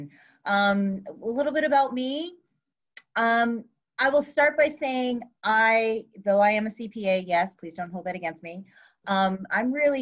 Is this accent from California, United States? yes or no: yes; California, United States; I am from California